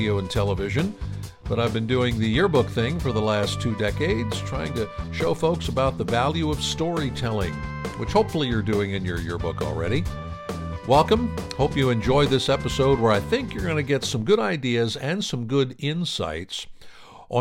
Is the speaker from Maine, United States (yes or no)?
no; Pennsylvania, United States; I'm from Pennsylvania myself